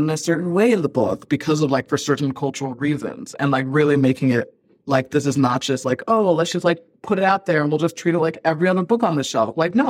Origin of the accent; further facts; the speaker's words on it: Ghana; born there; I was born in Ghana, so I have a lot of connections to the culture and the country.